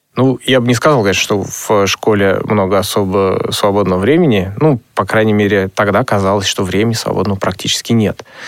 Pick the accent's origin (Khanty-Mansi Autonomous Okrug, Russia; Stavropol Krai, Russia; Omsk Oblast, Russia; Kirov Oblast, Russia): Kirov Oblast, Russia; Orlov; now in Nizhny Novgorod, Russia; вообще, я родом из Кировской области, город Халтурин, теперь он э, переименовался в город Орлов. Вот. И все мое детство, оно, в общем то прошло в Кировской области.